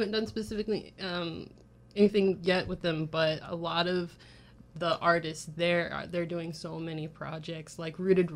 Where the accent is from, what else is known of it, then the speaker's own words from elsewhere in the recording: Chattanooga, Tennessee, United States; I grew up in Chattanooga, Tennessee